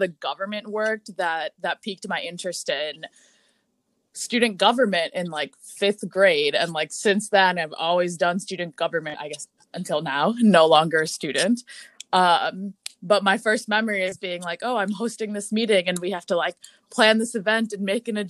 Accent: Brookfield, Wisconsin, United States; moved away as an adult; also born or lived in Milwaukee, Wisconsin; now in Washington, D.C., United States; I am from Brookfield, Wisconsin, which is a suburb outside of Milwaukee.

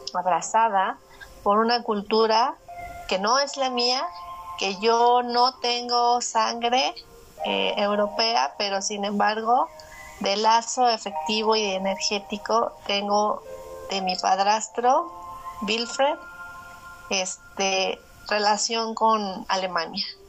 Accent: Mexico; a lo que estamos acostumbrados los mexicanos

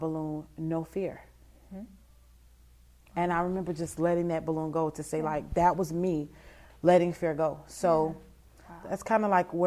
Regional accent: Vallejo, California, United States; now in Lafayette, United States; I grew up in California, Vallejo, California

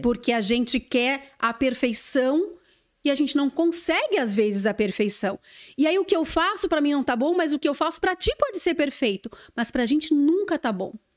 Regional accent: Santa Vitória do Palmar, Rio Grande do Sul, Brazil; moved away; eu sou gaúcha, eu sou de Santa Vitória do Palmar

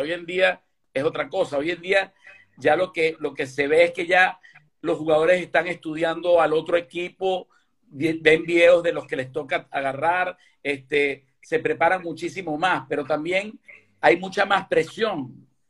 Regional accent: Caracas, Capital District, Venezuela; moved away as an adult; now in Galicia, Spain; yo sí nací aquí en Galicia y me fui a los ocho años para, para Caracas

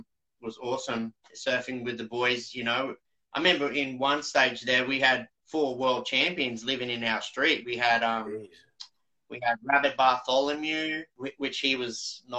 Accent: New South Wales, Australia; So I grew up at a little town south of D-Bar when I was a grommet.

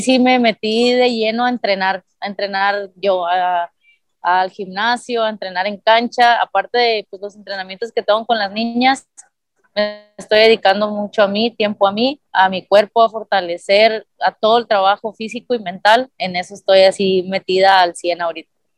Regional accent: Nogales, Sonora, Mexico; moved away as an adult; also born or lived in Puebla; me fui a estudiar de Nogales

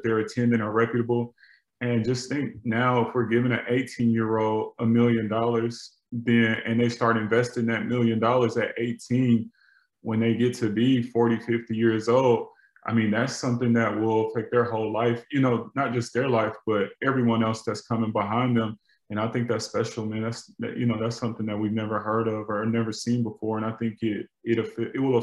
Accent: Atlanta, Georgia, United States; growing up in Atlanta

